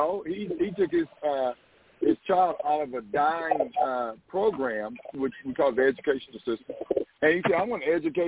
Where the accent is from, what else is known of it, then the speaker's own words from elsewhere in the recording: the South, United States; I'm from the South for real.